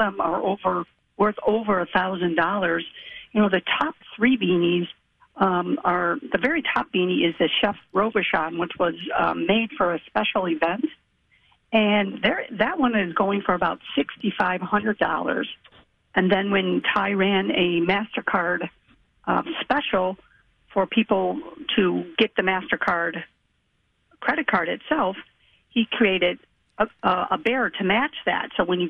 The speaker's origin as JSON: {"language": "English", "town": "Chicago", "region": "Illinois", "country": "United States", "said": "we're from the Chicago area"}